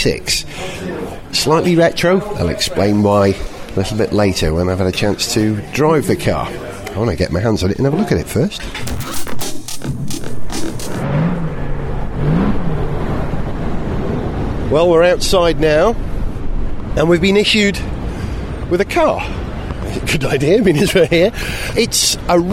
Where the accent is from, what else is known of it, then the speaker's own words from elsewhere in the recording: Wales, United Kingdom; being a Welshman.